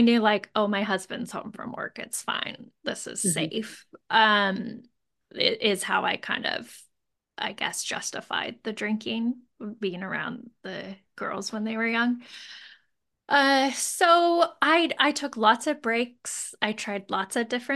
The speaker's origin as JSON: {"language": "English", "town": "Moscow", "region": "Idaho", "country": "United States", "tie": "born or raised there", "lives_now": "Boise, United States", "said": "I grew up in Moscow and I went to U"}